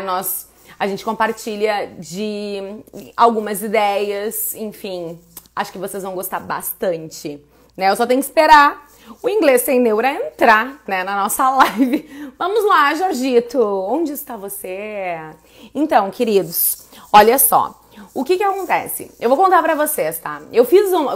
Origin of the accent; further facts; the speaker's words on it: Brazil; eu como brasileira